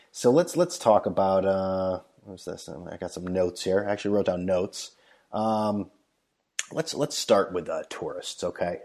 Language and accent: English; United States; I'm like, "Oh, uh, United States."